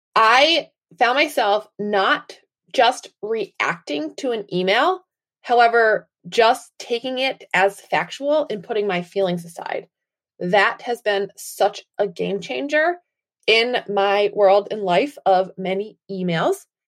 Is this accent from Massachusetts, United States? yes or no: yes; Massachusetts, United States; I am from Wilbur, Massachusetts, in the United States.